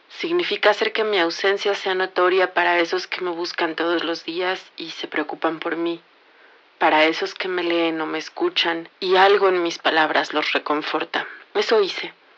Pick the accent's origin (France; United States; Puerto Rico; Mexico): Mexico; Soy mexicana